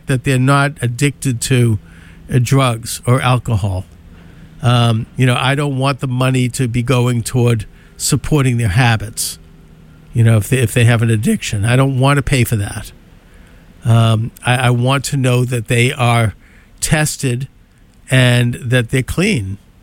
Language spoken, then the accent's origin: English; United States; as an American